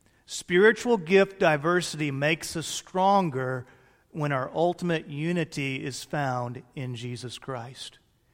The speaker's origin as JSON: {"language": "English", "region": "Illinois", "country": "United States", "tie": "born there", "said": "You've heard me bemoan the fact before that I was born 100 miles outside of Chicago. I wanted to be born in the Republic of Texas. All my kids are born in the Republic of Texas, but I was born up north."}